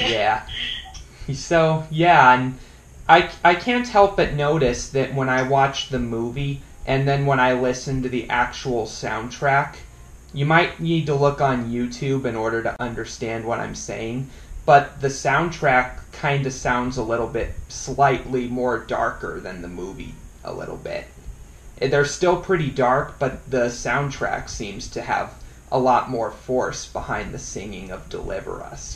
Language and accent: English; Estes Park, Colorado, United States; I'm originally from Estes Park, Colorado.